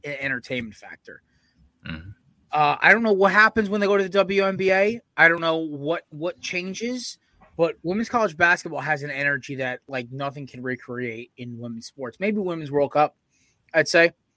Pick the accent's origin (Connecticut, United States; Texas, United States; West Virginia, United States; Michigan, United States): Connecticut, United States; we're from Connecticut with UConn